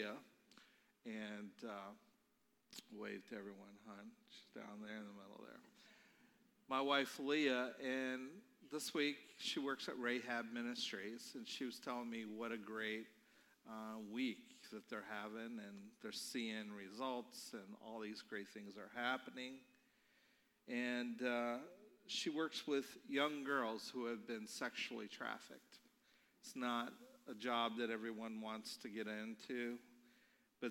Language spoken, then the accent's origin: English; Baltimore, Maryland, United States; now in North Canton, United States; I'm from Baltimore, Maryland